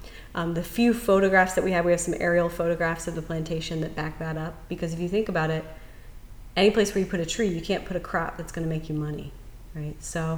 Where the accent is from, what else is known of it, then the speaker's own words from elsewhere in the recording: North Carolina, United States; also born or lived in South Louisiana; now in Louisiana, United States; I come from North Carolina, and you hear the same thing there.